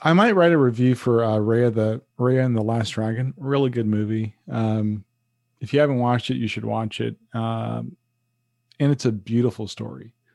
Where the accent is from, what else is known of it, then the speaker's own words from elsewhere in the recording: New York City, New York, United States; moved away; it's all about Harlem to me.